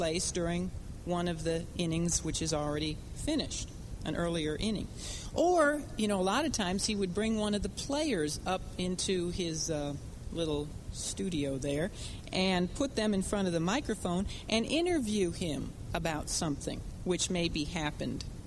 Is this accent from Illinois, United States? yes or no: yes; Chicago, Illinois, United States; when we were growing up in Chicago